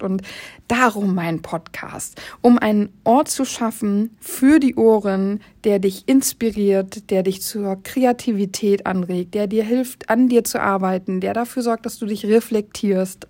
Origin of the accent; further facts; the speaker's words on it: Oldenburg, Lower Saxony, Germany; ich komme aus Oldenburg